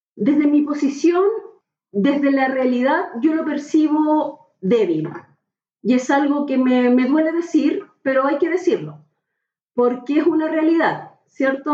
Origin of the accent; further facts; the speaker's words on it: Valparaíso, Chile; moved away as an adult; now in Santiago, Chile; soy porteña y guanderina de corazón, aunque trabajo en Santiago